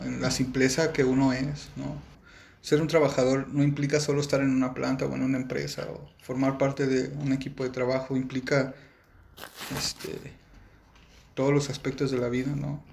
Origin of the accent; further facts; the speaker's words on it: León, Guanajuato, Mexico; soy de León, Guanajuato me siento muy orgulloso de, pertenecer pues al Estado, al municipio